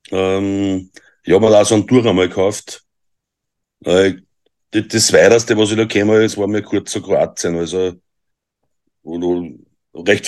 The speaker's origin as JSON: {"language": "German", "country": "Austria", "said": "Ich bin aus Österreich."}